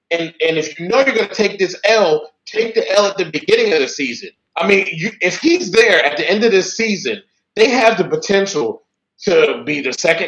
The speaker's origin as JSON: {"language": "English", "town": "Washington", "region": "District of Columbia", "country": "United States", "said": "I'm from Washington, D.C."}